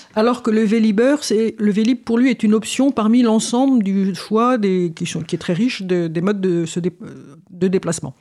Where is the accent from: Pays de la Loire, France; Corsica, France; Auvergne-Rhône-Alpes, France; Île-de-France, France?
Île-de-France, France; Paris; je suis parisienne aussi